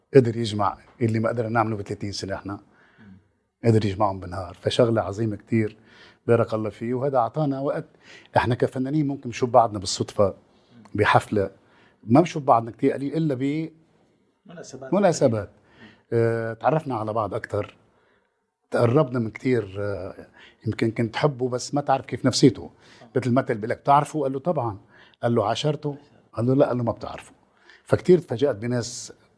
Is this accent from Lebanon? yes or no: yes; Lebanon; كلبناني اولا وكعربي